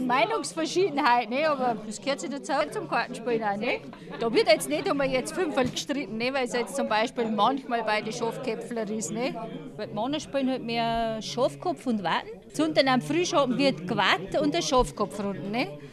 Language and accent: German; Wülting, Bavaria, Germany; moved away as an adult; now in Waffenbrunn, Germany; ich komme aus Wülting